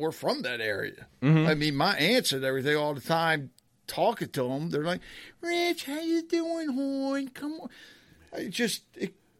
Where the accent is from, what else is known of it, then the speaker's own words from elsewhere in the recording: Maryland, United States; I'm from here